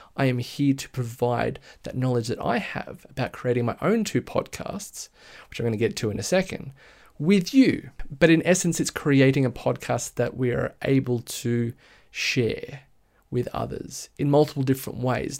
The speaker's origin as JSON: {"language": "English", "area": "Blue Mountains, west of Sydney", "region": "New South Wales", "country": "Australia", "said": "I'm from Sydney, Australia, a bit west of Sydney, actually, in the Blue Mountains."}